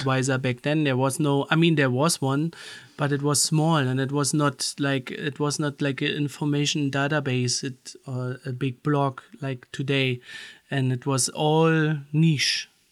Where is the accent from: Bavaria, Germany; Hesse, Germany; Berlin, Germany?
Berlin, Germany; we grew up in Berlin, there, you know, in Berlin, you had a lot of different camps